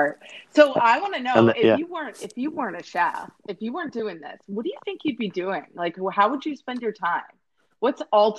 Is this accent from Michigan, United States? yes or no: no; Arizona, United States; now in Houston, United States; I'm from an outdoors state. Okay. I'm from Arizona.